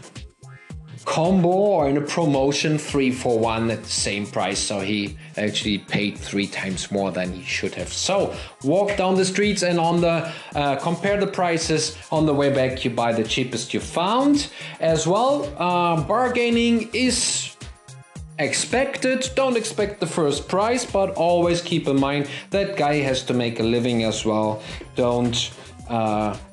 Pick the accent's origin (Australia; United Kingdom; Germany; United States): Germany; accent: German; English is a second language; my German accent